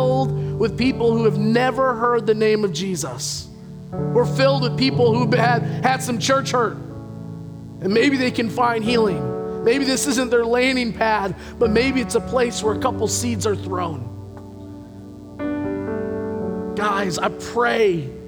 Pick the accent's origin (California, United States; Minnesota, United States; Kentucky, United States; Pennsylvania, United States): Kentucky, United States; Louisville; moved away; I come from the Louisville area. Horses are big down there